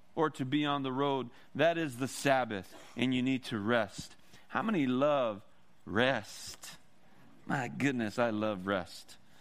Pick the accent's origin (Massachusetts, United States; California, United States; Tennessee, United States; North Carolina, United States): California, United States; Oxnard; now in Santa Maria, United States; I'm actually from Oxnard, Ventura.